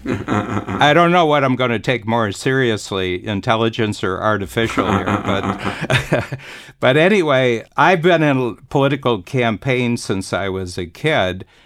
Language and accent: English; Ohio, United States; I'm from Ohio